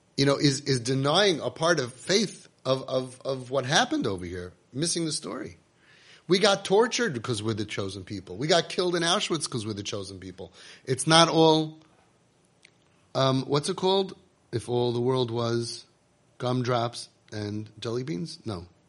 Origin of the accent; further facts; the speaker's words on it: United States; we grew up in America